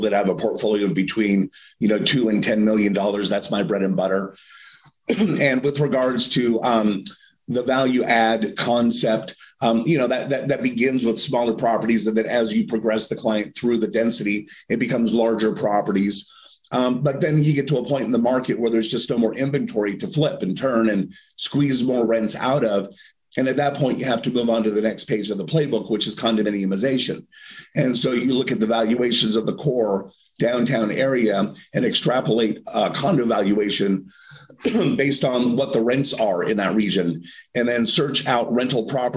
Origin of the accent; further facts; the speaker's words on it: Los Angeles, California, United States; moved away as an adult; also born or lived in San Diego / Las Vegas; now in Durham, United States; I grew up in Los Angeles in the 80s